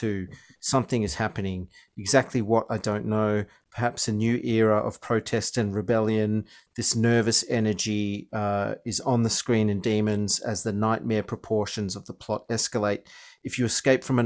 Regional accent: Australia; I was from Australia.

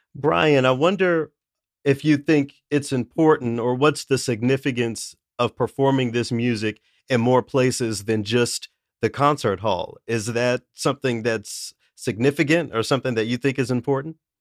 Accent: Tennessee, United States; I'm from the South, I'm from Tennessee

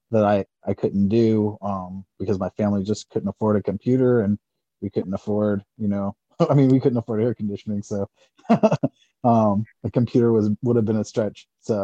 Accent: Tampa, Florida, United States; moved away as an adult; now in Anchorage, United States; I'm originally from Tampa, Florida.

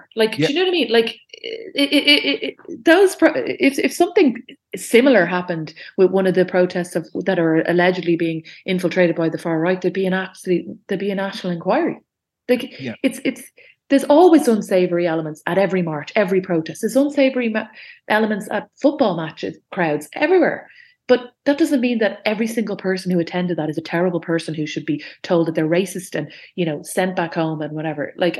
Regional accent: Dublin, Leinster, Ireland; I grew up on Bath Avenue, and it's kind of the border of Sandymount and Ringsend

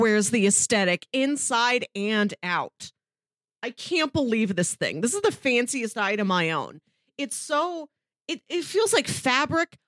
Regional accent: Midwest, United States; as a Midwesterner

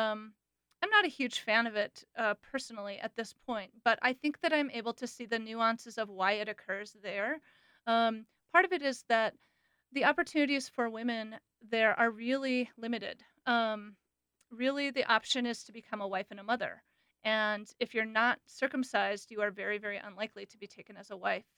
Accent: United States; also born or lived in Gambia; my identity as a foreigner, as an American

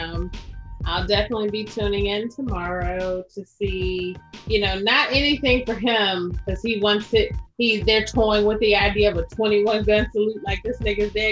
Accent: United States; I'm American

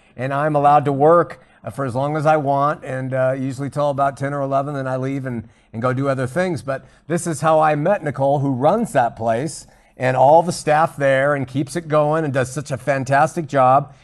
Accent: Huntington Beach, California, United States; now in Utah, United States; growing up in Huntington Beach

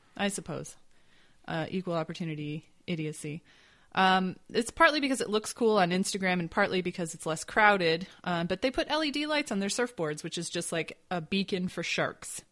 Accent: Grand Rapids, Michigan, United States; my hometown of Grand Rapids, Michigan

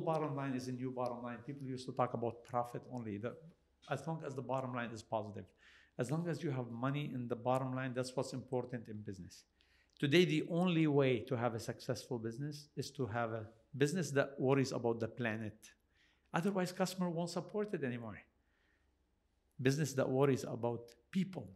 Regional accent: Canada

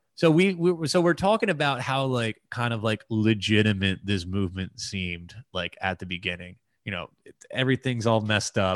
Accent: United States; as an American

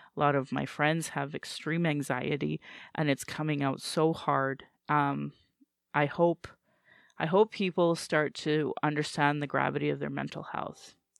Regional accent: Sylvan Lake, Alberta, Canada; also born or lived in Calgary / Fort McMurray; Then in grade three, we moved to Sylvan Lake

